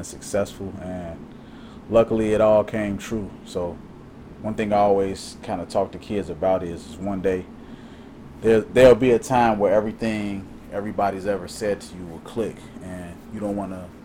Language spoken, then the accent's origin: English; Calumet Park, Illinois, United States; I grew up in Calumet Park, 128th and Troop